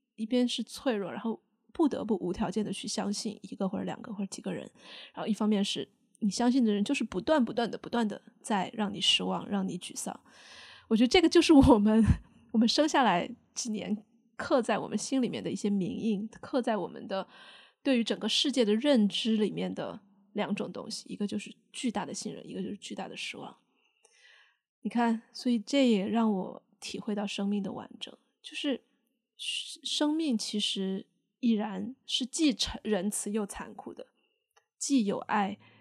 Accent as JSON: {"language": "Chinese", "region": "Sichuan", "country": "China", "accent": "Sichuanese", "said": "我也在用四川话嘛，就用我的方言对我的小孩说"}